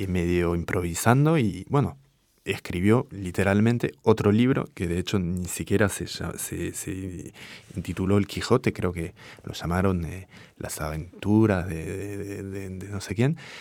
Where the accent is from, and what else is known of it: France; first language French; Spanish is a second language; moved away as an adult; also born or lived in Buenos Aires / Paris